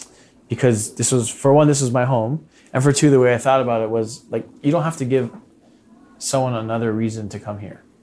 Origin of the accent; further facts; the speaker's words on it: Hawaii, United States; Growing up in Hawaii is like the best place to grow up in the whole world, as far as I'm concerned.